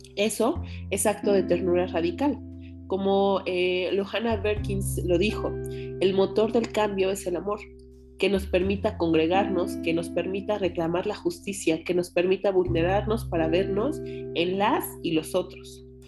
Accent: Mexico; por la realidad que vivimos como mexicanas

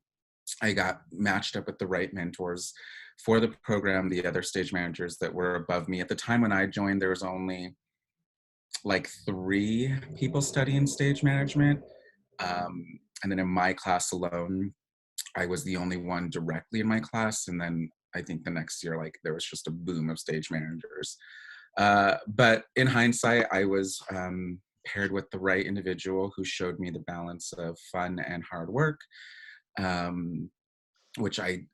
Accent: New Mexico, United States; moved away as an adult; also born or lived in Tucson, Arizona; I was from New Mexico

